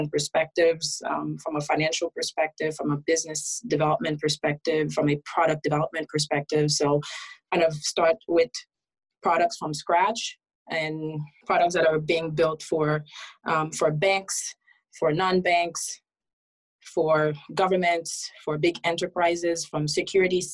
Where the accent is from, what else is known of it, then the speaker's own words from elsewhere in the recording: Haiti; now in United States; I was originally born and raised in Haiti. Moved after a lot of political turmoil. So my mom and I end up migrating to the US as asylum seekers.